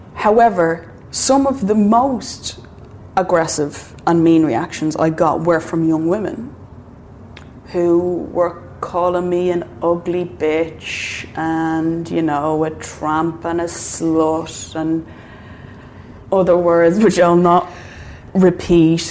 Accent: Ireland

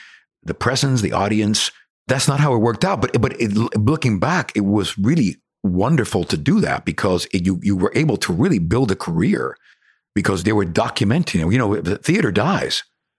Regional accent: Cuba; accent: Cuban; English is a second language; And I'm still trying to get over my, you know, my Cuban accent. You know how it is. You have this Cuban twang or Latino Caribbean twang.

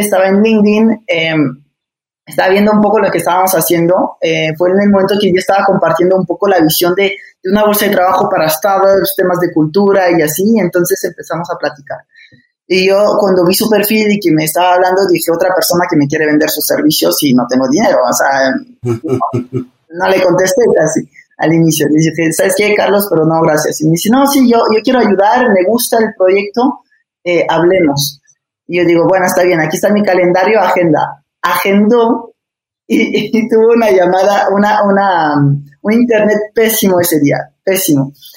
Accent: France; moved away as an adult; also born or lived in Barcelona, Spain / Puebla, Mexico; now in Mexico; nací en Barcelona, eh, crecí en Francia casi toda mi vida

